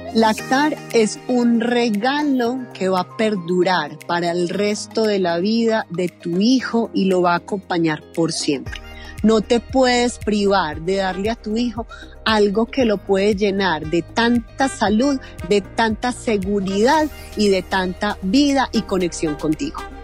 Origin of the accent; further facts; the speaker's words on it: Medellín, Antioquia, Colombia; now in Rionegro, Colombia; Yo soy nacida en la ciudad de Medellín, vivo en Río Negro, Antioquia, con mi familia.